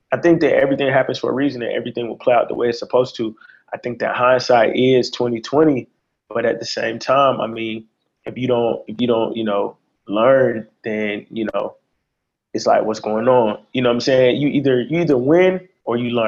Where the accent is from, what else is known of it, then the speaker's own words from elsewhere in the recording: Conyers, Georgia, United States; born and raised in the suburbs of Atlanta. I'm from Conyers, Georgia